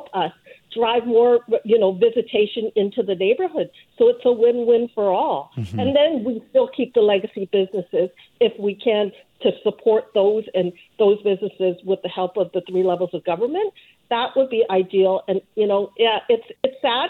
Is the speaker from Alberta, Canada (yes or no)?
no; Vancouver, British Columbia, Canada; I grew up here in Vancouver going down to Chinatown all the time.